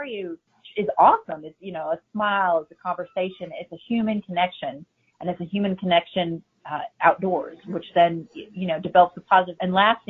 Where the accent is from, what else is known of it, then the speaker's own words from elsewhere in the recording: Chicago, Illinois, United States; moved away; I'm originally from Chicago